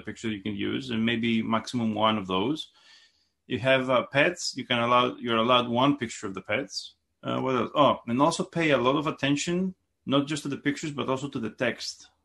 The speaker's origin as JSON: {"language": "English", "country": "Greece", "tie": "born or raised there", "moved": "as an adult", "lives_now": "United States", "said": "I, I was raised in Gr-, in Greece, and I came in the United States, uh, when I was twenty-four"}